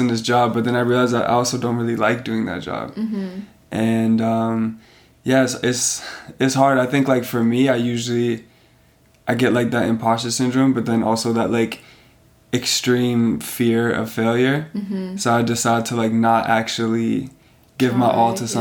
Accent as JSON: {"language": "English", "country": "Canada", "also_born_or_lived": "Serbia", "said": "I'm coming from Canada and I'm, like, the Canadian"}